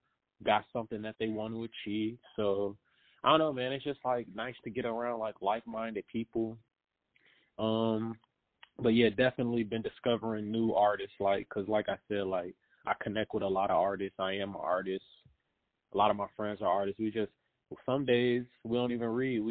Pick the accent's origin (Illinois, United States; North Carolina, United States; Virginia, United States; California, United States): Illinois, United States; Chicago; I am originally from Chicago, and I'm still in Chicago